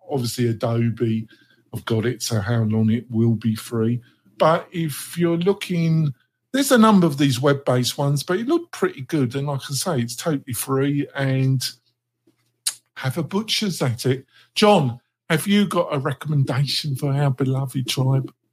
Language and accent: English; England, United Kingdom; I'm English